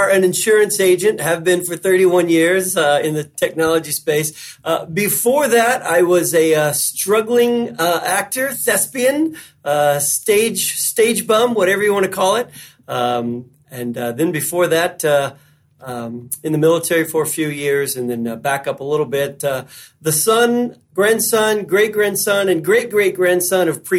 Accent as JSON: {"language": "English", "region": "Western Kentucky", "country": "United States", "tie": "born or raised there", "said": "I was born in Western Kentucky. So of course I worked in the hay fields and the tobacco fields for a long time as a teenager"}